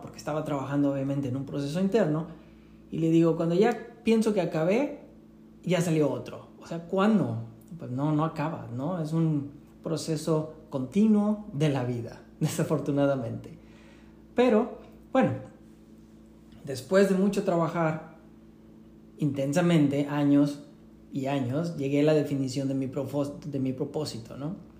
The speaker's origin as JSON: {"language": "Spanish", "town": "Tampico", "region": "Tamaulipas", "country": "Mexico", "said": "yo aprendí en la playa, en Tampico, de donde yo soy"}